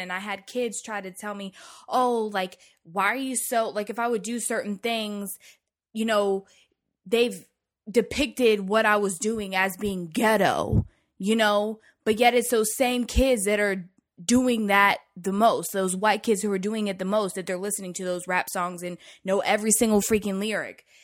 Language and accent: English; the South, United States; growing up in the South